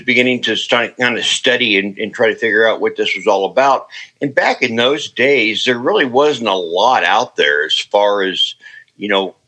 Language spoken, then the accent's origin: English; Ankeny, Iowa, United States; I returned back to my hometown of Ankeny